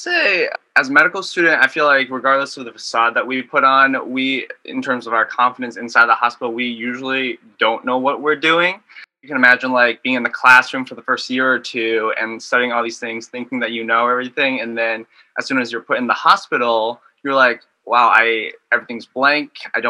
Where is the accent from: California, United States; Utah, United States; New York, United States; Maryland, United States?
Maryland, United States; moved away as an adult; now in Michigan, United States; I'm a fourth year at Michigan. I was actually born and raised in Maryland. My parents had immigrated over in the early 90s and just stayed there ever since. Immigrated from Vietnam.